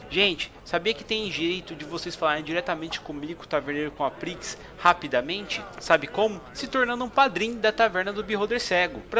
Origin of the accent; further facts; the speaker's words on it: Niterói, Rio de Janeiro, Brazil; mas tenho 34 anos, sou de Niterói e trabalho no escritório de advocacia.